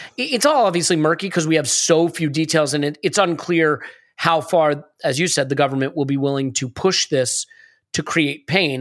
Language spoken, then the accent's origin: English; United States; as an American